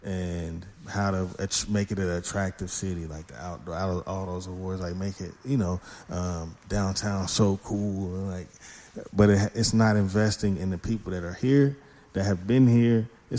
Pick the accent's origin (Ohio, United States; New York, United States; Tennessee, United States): Tennessee, United States; Chattanooga; also born or lived in Knoxville, Tennessee; I'm from Chattanooga. I'm not native. I was born in Knoxville, but I lived here the majority of my life.